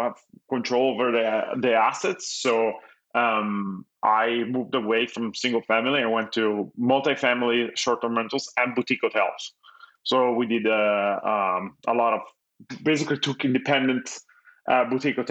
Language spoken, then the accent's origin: English; Italy; English is a second language; moved away as an adult; now in Los Angeles, United States; I was born and raised in Italy. I moved to the US when I was 21